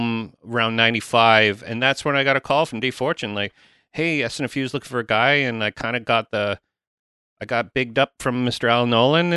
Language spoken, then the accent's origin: English; Toronto, Ontario, Canada; I'm from Toronto